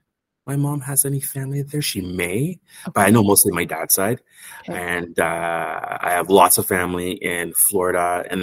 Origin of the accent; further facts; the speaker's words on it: Ottawa, Ontario, Canada; moved away; I was born and raised in Ottawa.